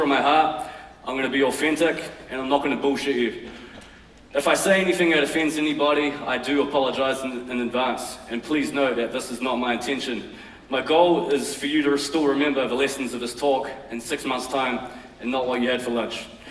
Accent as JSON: {"language": "English", "region": "Auckland", "country": "New Zealand", "tie": "born or raised there", "said": "I grew up in West Auckland in a modest but entertaining household."}